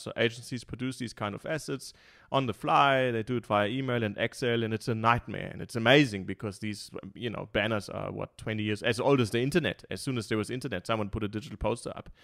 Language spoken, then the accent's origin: English; Munich, Bavaria, Germany; now in Cape Town, South Africa; I'm from Munich, so I'm born and bred in Munich.